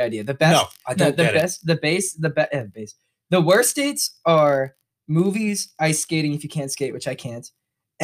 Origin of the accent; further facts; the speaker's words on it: United Kingdom; I'm British